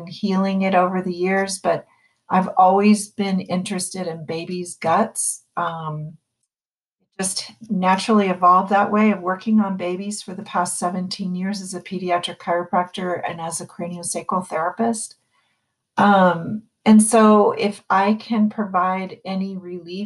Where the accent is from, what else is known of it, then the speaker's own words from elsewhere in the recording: East Coast, United States; moved away as an adult; now in San Francisco, United States; I'm from the East Coast originally. I lived in San Francisco for 28 years now.